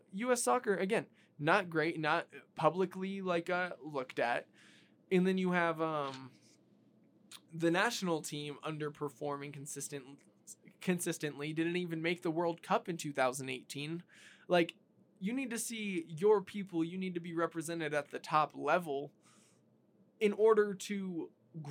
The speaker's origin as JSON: {"language": "English", "country": "United States", "said": "As an American"}